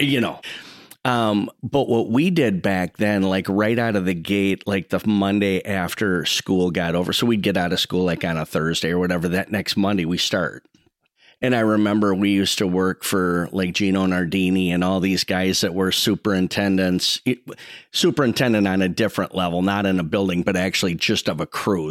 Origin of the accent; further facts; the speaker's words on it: Saint Paul, Minnesota, United States; I grew up right in Como Park. I grew up exactly, um, right in the middle between the park and the fair, right by Holy Childhood Church